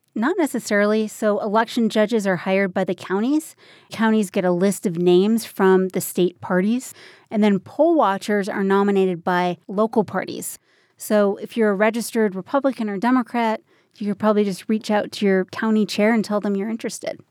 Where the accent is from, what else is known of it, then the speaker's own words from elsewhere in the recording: Minnesota, United States; now in Colorado, United States; It's my home state, the, the great northern state. It's Minnesota